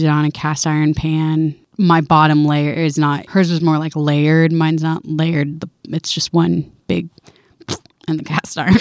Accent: Pasco County, Florida, United States; moved away as an adult; now in Bethel, United States; So I grew up in Florida. I am from Pasco County, which is in central Florida.

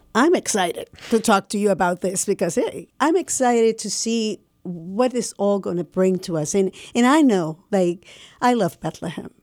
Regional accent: Puerto Rico; moved away; I'm from Puerto Rico

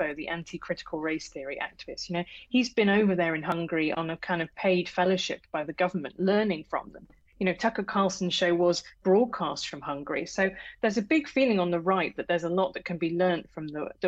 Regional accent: United Kingdom; accent: British; as you can tell from my accent, I'm British.

